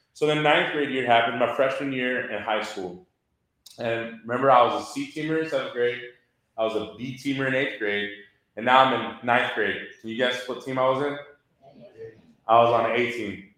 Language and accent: English; Houston, Texas, United States; I grew up in Southwest Houston, and that's where the house was